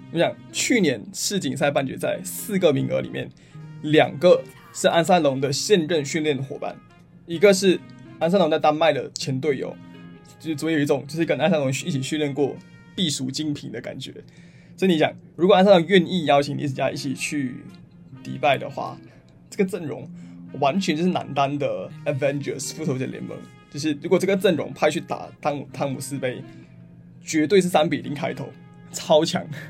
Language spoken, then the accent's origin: Chinese; Malaysia; 我一个马来西亚人